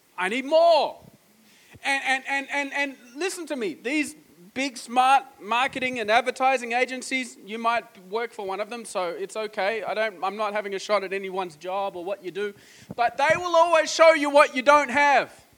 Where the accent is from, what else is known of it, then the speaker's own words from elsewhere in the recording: Australia; I'm from Australia